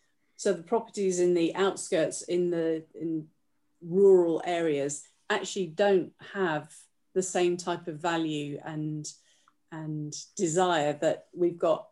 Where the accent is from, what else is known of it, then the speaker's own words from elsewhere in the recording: Gibraltar; moved away; I'm from Gibraltar